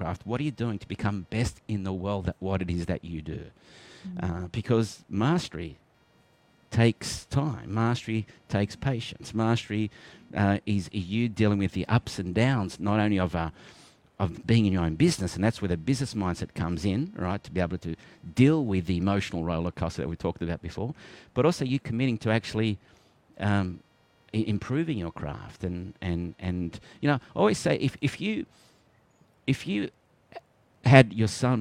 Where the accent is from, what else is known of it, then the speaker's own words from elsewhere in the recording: Melbourne, Victoria, Australia; I was born in Melbourne